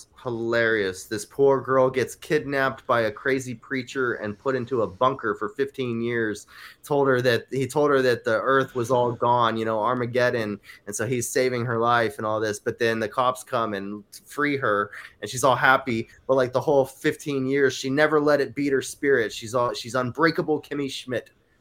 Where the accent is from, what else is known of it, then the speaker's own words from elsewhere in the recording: Scotland, United Kingdom; But I'm Scottish.